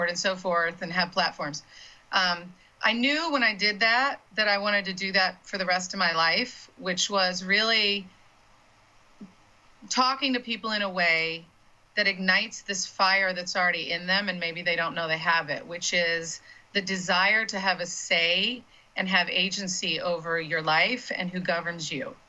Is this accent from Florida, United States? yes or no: yes; Florida, United States; I'm from Florida and I cut my teeth on Florida politics